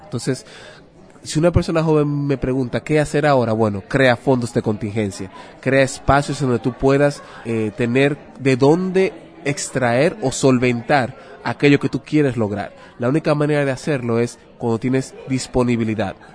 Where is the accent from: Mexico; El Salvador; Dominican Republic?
Dominican Republic; soy de República Dominicana.